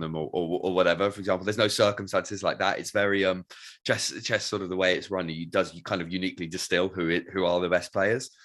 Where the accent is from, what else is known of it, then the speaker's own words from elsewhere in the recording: United Kingdom; us being British